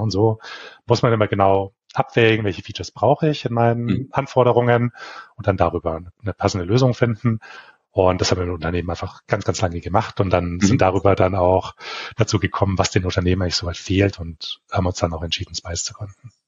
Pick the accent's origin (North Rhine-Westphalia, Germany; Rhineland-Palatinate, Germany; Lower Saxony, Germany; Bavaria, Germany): Bavaria, Germany; Bavarian area, Germany; Ich komme aus Deutschland, ähm, aus dem bayerischen Raum